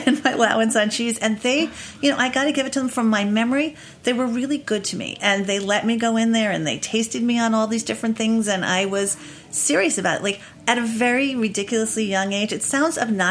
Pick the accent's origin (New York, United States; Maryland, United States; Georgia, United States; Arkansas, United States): New York, United States; New York City; I grew up in the West Village on 13th Street